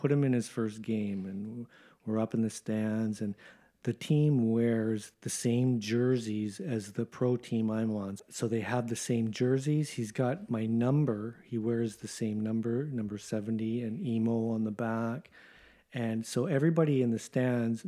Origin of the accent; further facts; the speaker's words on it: Canada; moved away as an adult; also born or lived in Japan; I was brought up in Canada playing hockey